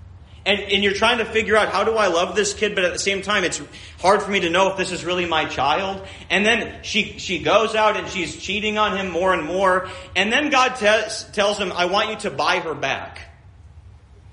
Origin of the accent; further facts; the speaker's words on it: Minnesota, United States; When I grew up in Minnesota